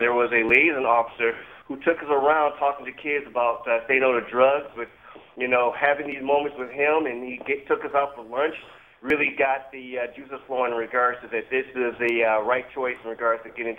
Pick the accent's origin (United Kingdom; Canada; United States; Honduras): United States; Milwaukee, Wisconsin; love to travel, love to visit other places, find out where home is. This is my home.